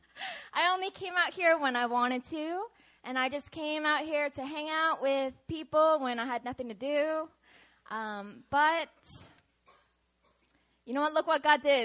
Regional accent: Seattle, Washington, United States; moved away; I'm from Seattle, Washington

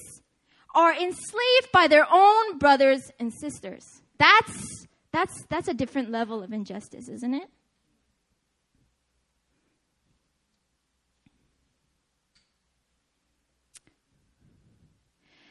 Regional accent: Seattle, Washington, United States; I'm from Seattle

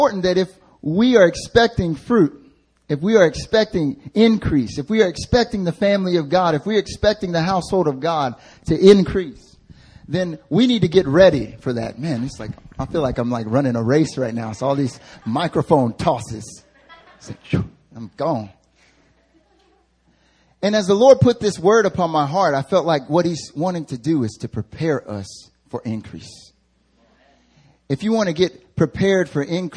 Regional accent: the South, United States; accent: country; now in Seoul, South Korea; I'm from the South, so I can throw on a country accent like

